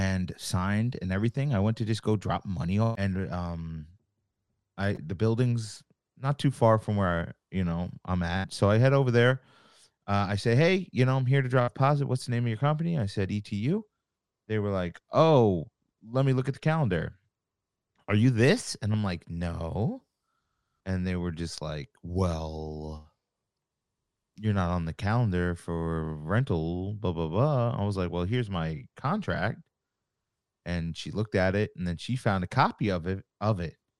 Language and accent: English; Long Island, New York, United States; I'm from Long Island. I live here still. Uh, I grew up going to shows out here.